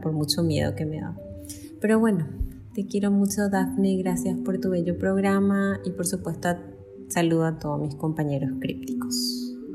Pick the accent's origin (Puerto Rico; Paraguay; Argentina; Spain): Paraguay; soy de Paraguay.